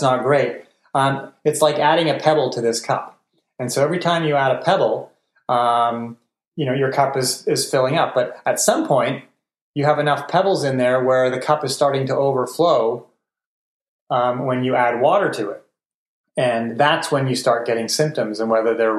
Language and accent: English; Montreal, Quebec, Canada; I grew up in Montreal, which means you live on donuts and poutine.